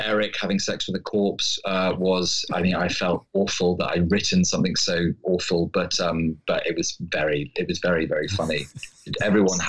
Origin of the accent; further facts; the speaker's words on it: United Kingdom; me being very British